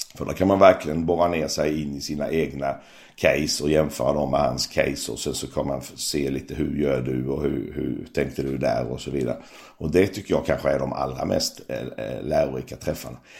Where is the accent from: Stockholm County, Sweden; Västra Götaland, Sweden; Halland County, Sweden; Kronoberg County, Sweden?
Kronoberg County, Sweden; Växjö; jag är ju uppvuxen i Växjö, smålänning